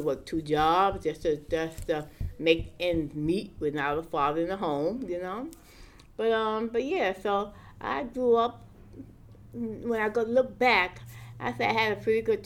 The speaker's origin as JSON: {"language": "English", "town": "New York City", "region": "New York", "country": "United States", "tie": "born or raised there", "said": "I grew up in Brownville"}